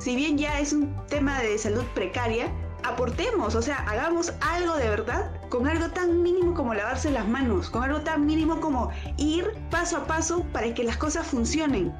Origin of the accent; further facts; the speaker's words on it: Peru; como mamá, como mujer, como peruana